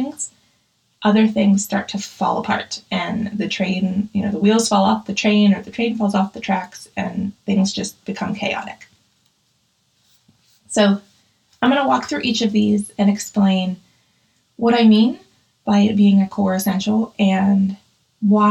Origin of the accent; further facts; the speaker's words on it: Pittsburgh, Pennsylvania, United States; I grew up in Pittsburgh